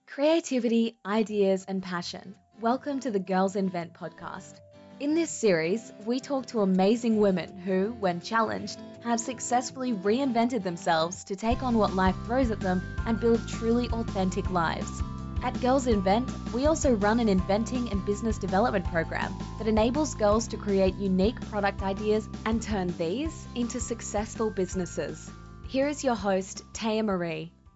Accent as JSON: {"language": "English", "town": "Port Macquarie", "region": "New South Wales", "country": "Australia", "tie": "born or raised there", "also_born_or_lived": "Sydney, New South Wales", "said": "we decided to move up the coast to Port Macquarie um, and start a new life up there. Um, and yeah, mum and I were really close, did like a lot of traveling and a lot of adventuring, and kind of just tried to live life to the fullest um, up there. Um, yeah, and I went to primary school up there, high school"}